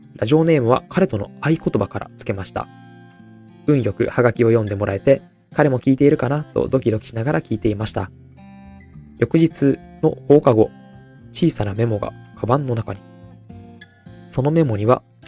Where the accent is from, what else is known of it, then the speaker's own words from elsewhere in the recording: Aichi, Japan; now in Tokyo, Japan; 自分は愛知出身で東京の学校で働いてたんですけど